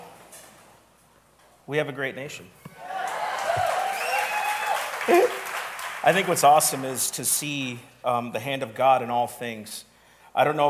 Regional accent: United States; I was born here in America, but my parents, I'm a first generation American

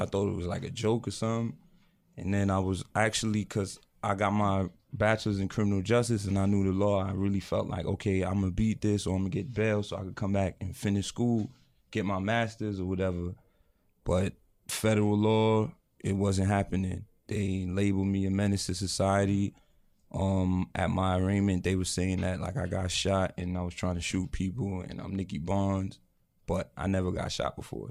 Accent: New York City, New York, United States; moved away as an adult; also born or lived in Connecticut; Now we're from New York

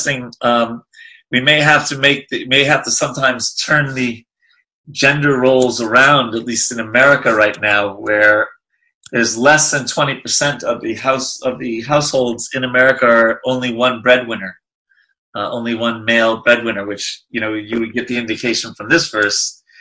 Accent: New York, United States; being a New Yorker

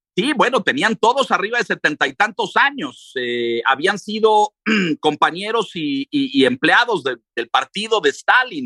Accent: Mexico; yo soy mexicano, pero mi padre era ruso.

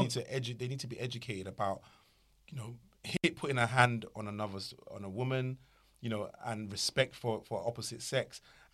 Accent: Nigeria; growing up in Nigeria

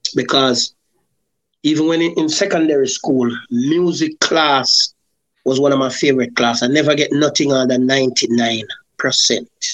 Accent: Macca Tree, Saint Catherine, Jamaica; born or raised there; also born or lived in Spanish Town, Jamaica

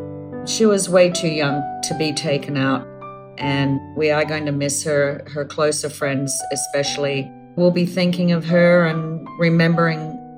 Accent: Australia; I'm from Australia

